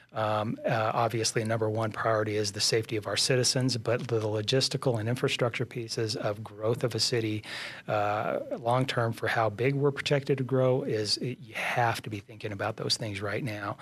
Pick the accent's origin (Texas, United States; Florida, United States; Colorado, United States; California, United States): Colorado, United States; also born or lived in San Luis Valley, Colorado / Castle Rock, Colorado / Pueblo, Colorado; I was born and raised in Colorado